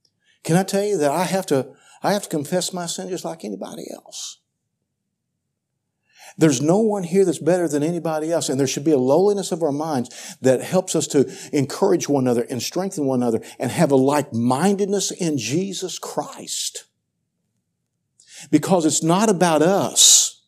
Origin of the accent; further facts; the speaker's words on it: Missouri, United States; now in Central Missouri, United States; I was raised in Southeast Missouri. That's Cardinal country. I moved up here into Central Missouri